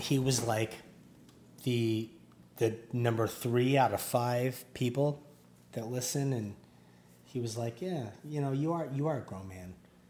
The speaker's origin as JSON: {"language": "English", "country": "Canada", "said": "Canada. We're all from Canadian."}